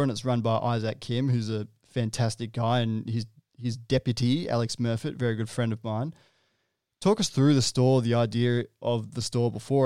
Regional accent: Sydney, New South Wales, Australia; moved away; I'm from Sydney originally

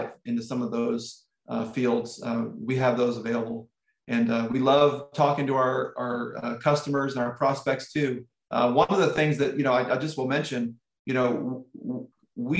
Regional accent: Indianapolis, Indiana, United States; Indianapolis, which is my hometown

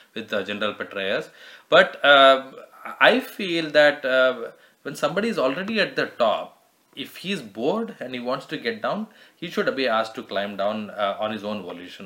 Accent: South India, India; I'm South Indian

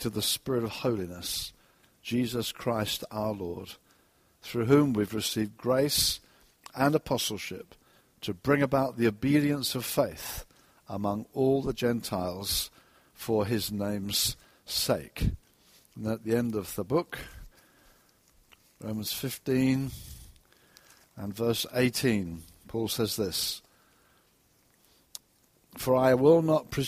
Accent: Brighton, South East England, United Kingdom; I was on the seafront in Brighton, my hometown

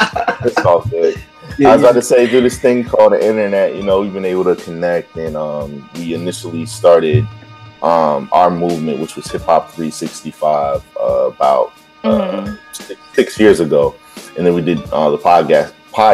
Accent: Virginia, United States; also born or lived in Philadelphia; So I'm from Virginia.

